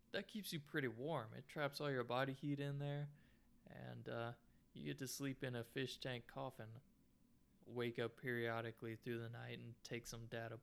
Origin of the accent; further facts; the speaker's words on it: Arkansas, United States; moved away as an adult; also born or lived in South Dakota; growing up in Arkansas